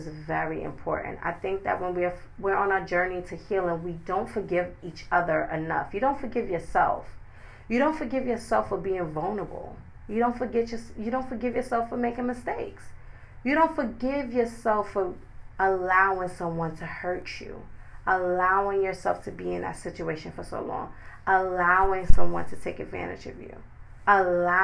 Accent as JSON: {"language": "English", "town": "New York City", "region": "New York", "country": "United States", "said": "I'm from New York City"}